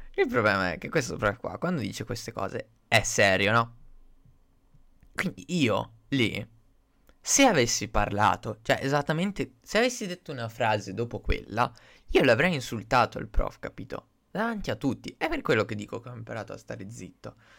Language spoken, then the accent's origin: Italian; Italy; noi italiani che siamo il paese di ladri per eccellenza